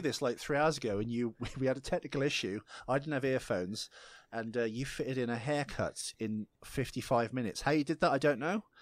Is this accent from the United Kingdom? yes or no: yes; United Kingdom; I'm British